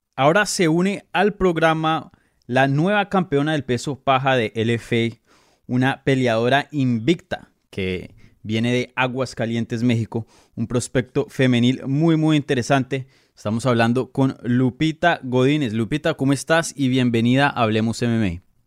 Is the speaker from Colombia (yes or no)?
yes; Colombia; now in United States; yo vivo acá en Estados Unidos, yo soy de Colombia